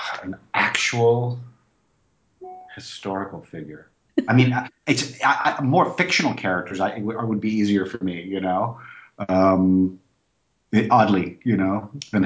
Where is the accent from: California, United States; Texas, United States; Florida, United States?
Florida, United States; in my town, in my hometown of Florida.